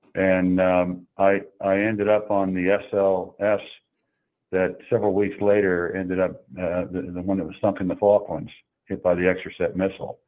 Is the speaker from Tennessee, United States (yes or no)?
yes; Oak Ridge, Tennessee, United States; I grew up in Oak Ridge, Tennessee